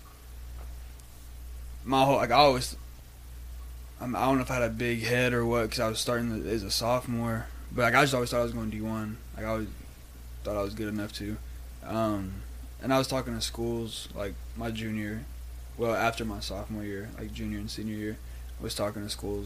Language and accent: English; Brownwood, Texas, United States; moved away as an adult; also born or lived in Durango, Colorado; from small town, Brownwood, Texas, West Texas, little football town